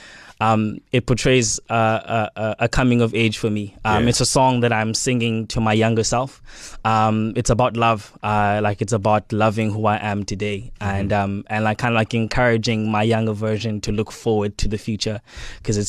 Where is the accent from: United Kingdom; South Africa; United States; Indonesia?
South Africa; Kariega, Eastern Cape; I'm from Qobeja, born and bred